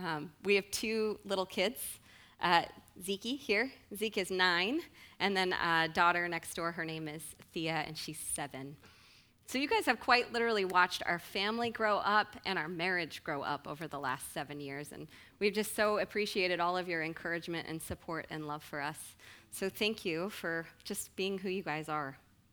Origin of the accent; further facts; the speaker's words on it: Snohomish, Washington, United States; I was actually born in the Pacific Northwest area. I grew up around the Snohomish area, and actually my siblings and my parents still live there